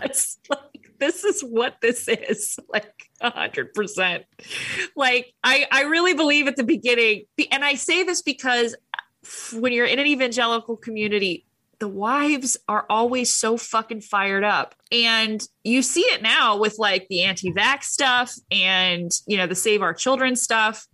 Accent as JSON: {"language": "English", "town": "Huntington Beach", "region": "California", "country": "United States", "tie": "born or raised there", "said": "I was raised in Huntington Beach."}